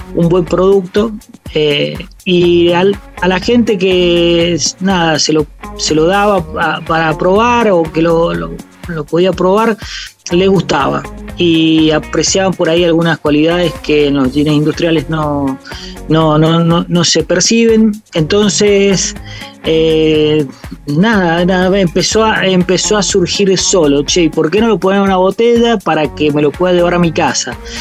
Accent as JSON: {"language": "Spanish", "region": "San Juan", "country": "Argentina", "said": "yo soy de la provincia de San Juan, una provincia vitivinícola por excelencia."}